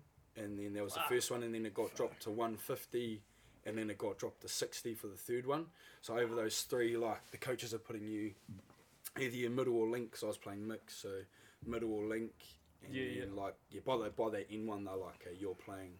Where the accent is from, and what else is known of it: Marlborough, New Zealand